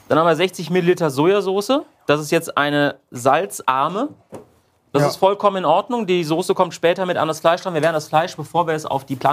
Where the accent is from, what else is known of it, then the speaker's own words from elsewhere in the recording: Udenheim, Rhineland-Palatinate, Germany; ich komme aus Udenheim.